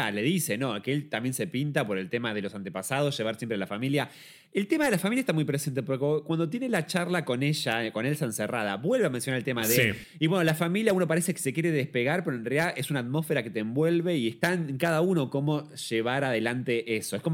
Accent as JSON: {"language": "Spanish", "country": "Mexico", "said": "Yo pensaba, siendo mexicano, estar haciendo un poco de también homenaje a esta cosa de muy coco la película Coco"}